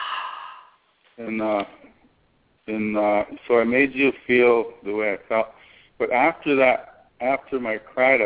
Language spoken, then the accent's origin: English; South Dakota, United States; I was sang for just about every medicine man growing up in South Dakota